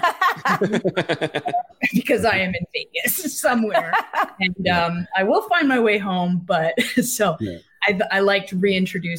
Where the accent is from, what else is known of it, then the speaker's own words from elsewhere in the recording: Quebec, Canada; moved away as an adult; also born or lived in Wales; now in Vancouver, Canada; I'm from Quebec.